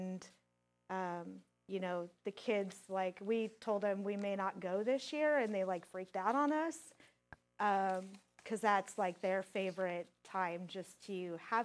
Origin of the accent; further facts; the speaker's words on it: Colorado, United States; now in Hastings, United States; I'm from Colorado.